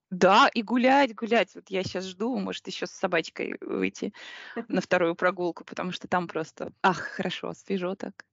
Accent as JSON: {"language": "Russian", "region": "Minsk", "country": "Belarus", "tie": "born or raised there", "moved": "yes", "said": "Я в детстве жила в Минске на автозаводе"}